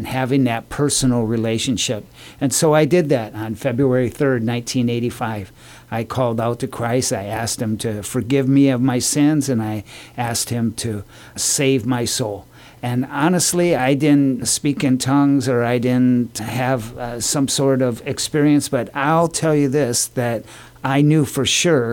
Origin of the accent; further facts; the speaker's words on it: Janesville, Wisconsin, United States; now in Guam; I was born and raised in Janesville, Wisconsin